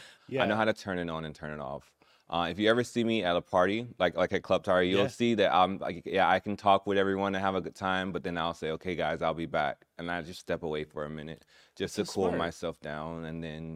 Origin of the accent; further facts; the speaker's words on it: Orlando, Florida, United States; also born or lived in Gainesville; I was born in Gainesville. Okay. I was raised in Orlando, Florida, though.